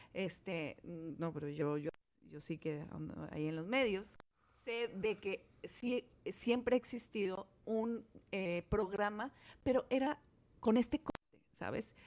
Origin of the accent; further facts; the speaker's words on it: Guadalajara, Jalisco, Mexico; yo crecí en, en Guadalajara